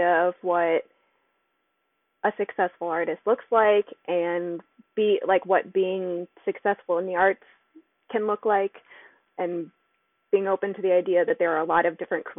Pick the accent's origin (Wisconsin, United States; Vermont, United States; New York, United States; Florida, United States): Florida, United States; South; now in Baltimore, United States; Growing up in South Florida